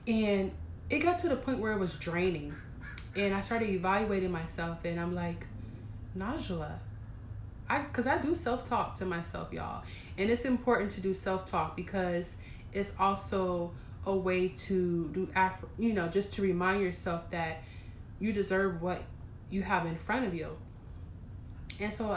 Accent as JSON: {"language": "English", "region": "East Coast", "country": "United States", "tie": "born or raised there", "moved": "yes", "said": "I was raised in the East Coast"}